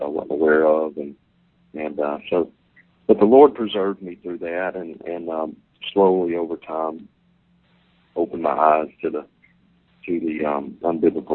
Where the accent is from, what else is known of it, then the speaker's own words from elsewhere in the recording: Vicksburg, Mississippi, United States; Vicksburg, Mississippi, my hometown